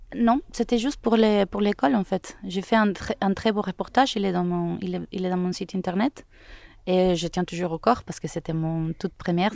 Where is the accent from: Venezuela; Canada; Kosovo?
Venezuela; Caracas, Capital District; French is a second language; moved away as an adult; also born or lived in Toulouse, France; je suis né au Venezuela, à Caracas. Là, j'ai étudié les arts libéraux à l'université métropolitaine pendant trois ans